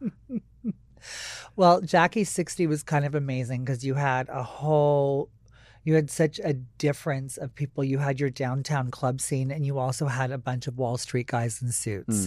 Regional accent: Maui, Hawaii, United States; moved away; I wasn't born there, but, uh, most of my childhood was spent there.

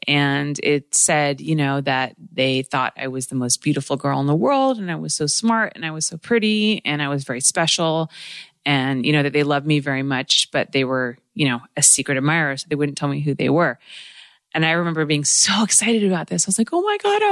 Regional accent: United States; born or raised there

